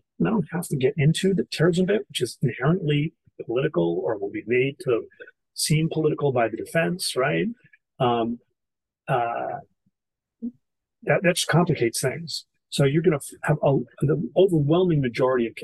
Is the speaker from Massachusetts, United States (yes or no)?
yes; Boston, Massachusetts, United States; moved away; I'm originally from Boston